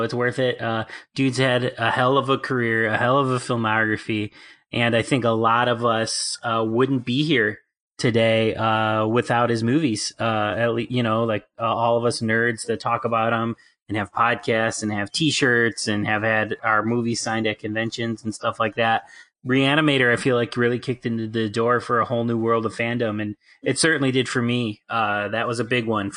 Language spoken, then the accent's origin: English; Chicago, Illinois, United States; We're doing this from Chicago, and Stuart Gordon's like our hometown boy for horror